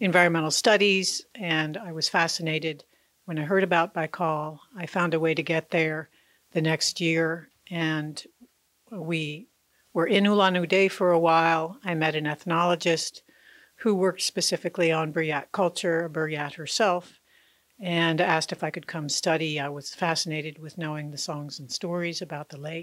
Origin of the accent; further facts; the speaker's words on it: United States; I came from the United States where the idea of that is at least exists